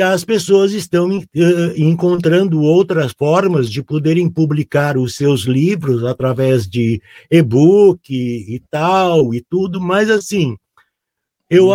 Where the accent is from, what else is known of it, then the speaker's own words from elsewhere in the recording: Porto Alegre, Rio Grande do Sul, Brazil; um guri lá do Rio Grande do Sul, morando em Porto Alegre